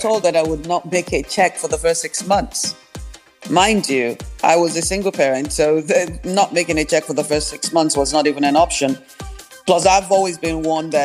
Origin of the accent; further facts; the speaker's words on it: Nigeria; also born or lived in New York, United States; now in Texas, United States; I was born in Nigeria